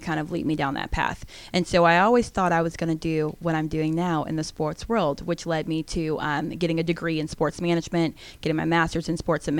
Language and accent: English; Gwinnett County, Georgia, United States; growing up in Gwinnett County